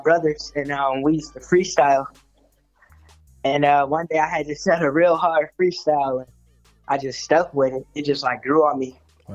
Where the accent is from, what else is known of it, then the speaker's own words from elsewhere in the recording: Chicago, Illinois, United States; I was born and raised in Chicago